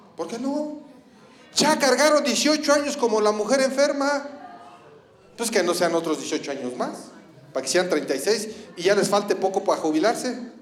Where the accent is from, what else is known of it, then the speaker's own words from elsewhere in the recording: Ecatepec, State of Mexico, Mexico; soy de Catepec